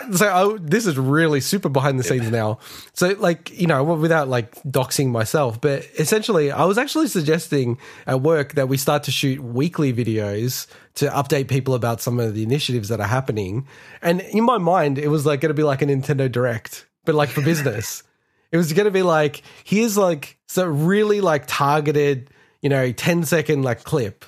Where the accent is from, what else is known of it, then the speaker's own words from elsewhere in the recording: Melbourne, Victoria, Australia; moved away as an adult; now in Sydney, Australia; I grew up in Melbourne.